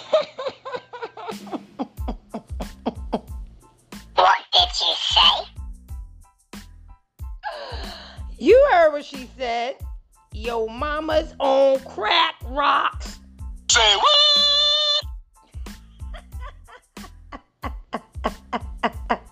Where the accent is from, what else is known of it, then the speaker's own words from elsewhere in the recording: New York, United States; since I am from New York